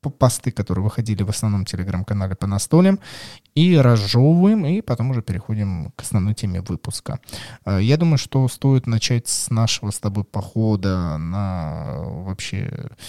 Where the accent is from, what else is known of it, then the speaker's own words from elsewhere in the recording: Moscow, Russia; Я москвичка, и огромное количество мест